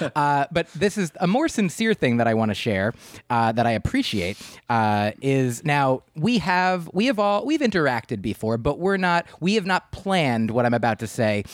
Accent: New Jersey, United States; I grew up in New Jersey

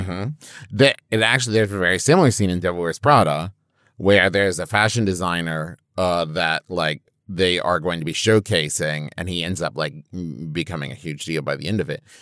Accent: Huntington, West Virginia, United States; I'm from Huntington, West Virginia

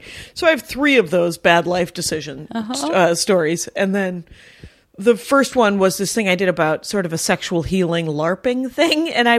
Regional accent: Milwaukee, Wisconsin, United States; we're from Milwaukee, very proud.

